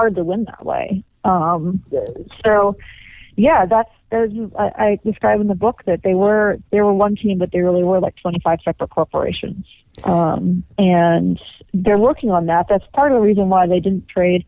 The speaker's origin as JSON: {"language": "English", "town": "Los Angeles", "region": "California", "country": "United States", "tie": "born or raised there", "said": "I grew up in Los Angeles"}